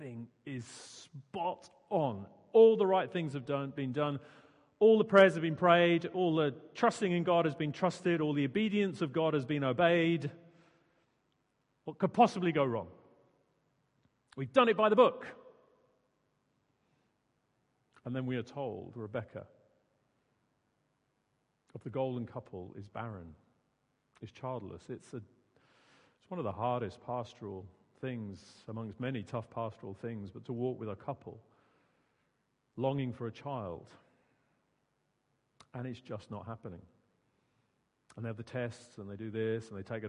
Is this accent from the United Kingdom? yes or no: yes; Suffolk, East of England, United Kingdom; also born or lived in Surrey; now in Guildford, United Kingdom; Growing up in Suffolk